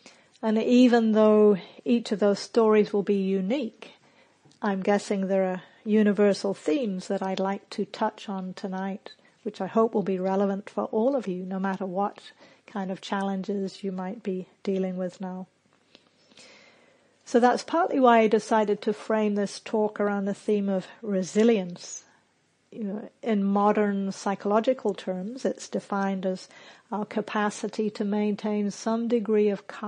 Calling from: Auckland, New Zealand; also born or lived in United States; I'm calling from Auckland, New Zealand, which has suddenly become my home base.

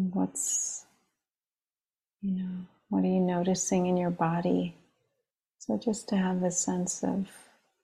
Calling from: New York, United States; I'm calling in from the East Coast, the land of the Munsee, Lenape, and Merrick peoples of Long Island.

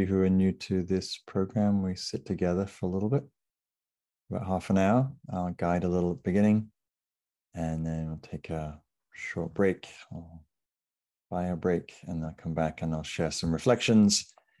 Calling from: Sausalito, California, United States; So I'm calling in from Sausalito, which is just north of San Francisco on coastal Miwok land.

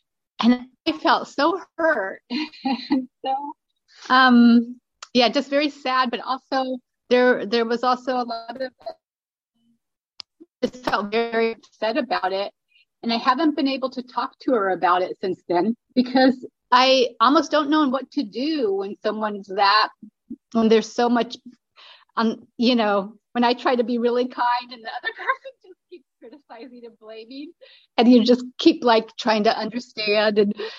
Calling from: Berlin, Germany; I'm calling in from Berlin, Germany. This is where I'm living, and I'm half German.

